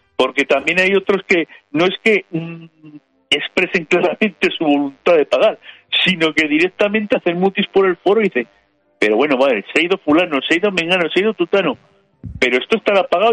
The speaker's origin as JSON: {"language": "Spanish", "country": "Spain", "said": "como españoles"}